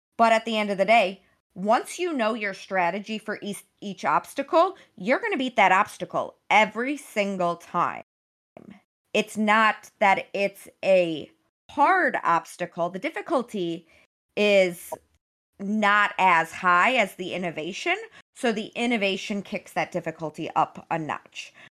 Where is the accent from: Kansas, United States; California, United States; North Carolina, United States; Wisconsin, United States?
Wisconsin, United States; also born or lived in Michigan; Wisconsin. I grew up there